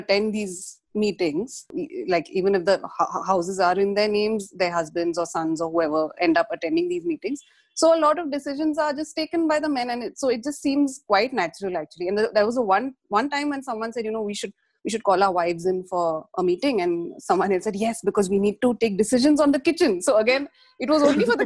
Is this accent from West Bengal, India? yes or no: no; Pune, Maharashtra, India; The house I grew up in Pune